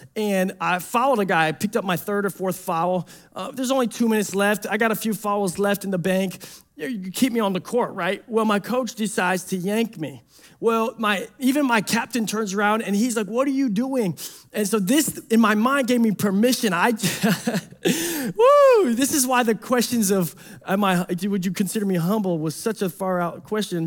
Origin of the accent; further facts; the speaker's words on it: Detroit, Michigan, United States; I'm from Detroit.